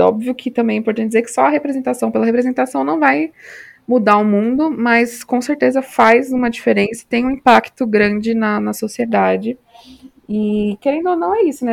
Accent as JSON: {"language": "Portuguese", "region": "São Paulo", "country": "Brazil", "moved": "yes", "lives_now": "Natal, Brazil", "said": "Moro em Natal, Rio Grande do Norte, mas sou paulista"}